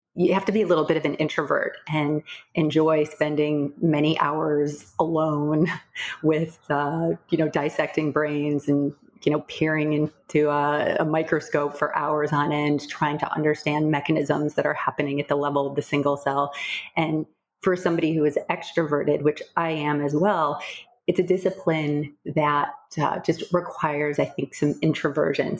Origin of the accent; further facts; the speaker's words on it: Midwest, United States; moved away; also born or lived in Boston; I was a competitive equestrian growing up in the Midwest